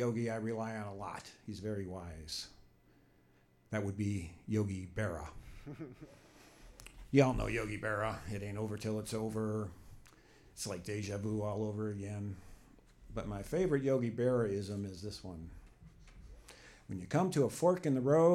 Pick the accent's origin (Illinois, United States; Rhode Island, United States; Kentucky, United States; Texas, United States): Illinois, United States; suburbs of Chicago; I grew up in Illinois, in the suburbs of Chicago.